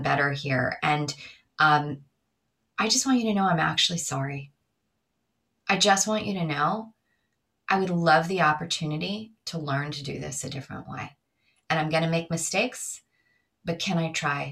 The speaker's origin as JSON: {"language": "English", "region": "New York", "country": "United States", "said": "I'm from New York"}